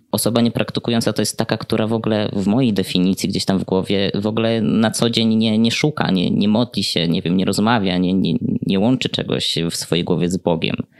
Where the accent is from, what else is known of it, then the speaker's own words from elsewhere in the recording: Podlaskie Voivodeship, Poland; ja pochodzę z bardzo mojej miejscowości na Podlasiu, więc tamta wiara jest takim mocnym filarem, na którym buduje się chyba każdego młodego człowieka